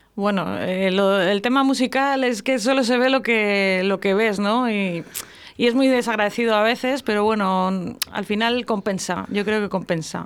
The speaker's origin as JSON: {"language": "Spanish", "town": "Íscar", "region": "Castile and León", "country": "Spain", "moved": "yes", "lives_now": "Valladolid, Spain", "said": "Yo soy de Iscar"}